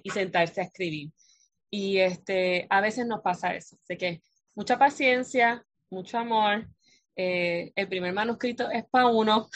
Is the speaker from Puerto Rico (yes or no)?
yes; Puerto Rico; aquí en, la isla archipiélago, somos archipiélago de Puerto Rico